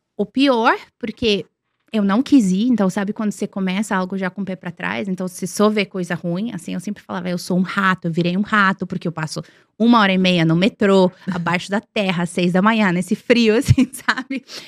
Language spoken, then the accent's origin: Portuguese; Serbia; Portuguese is a second language; also born or lived in Milan, Italy / London, United Kingdom; now in Brazil; eu cresci na Sérvia, eu cresci, né, nos anos 80, anos 90